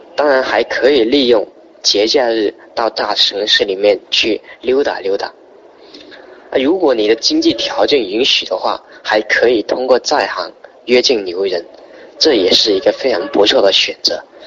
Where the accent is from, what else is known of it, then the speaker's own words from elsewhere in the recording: Zhanjiang, Guangdong, China; 来自广东湛江，是一个三线的城市